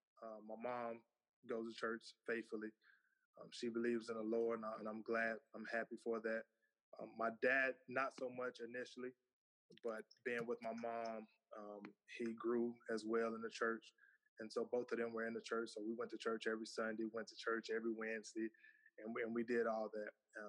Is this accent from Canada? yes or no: no; Mesquite, Texas, United States; moved away as an adult; now in Lake Charles, United States; I'm from Mesquite, Texas, born and raised, single mom initially. My stepdaddy came in at the age of 6 as he adopted me when they got married. Growing up, only child.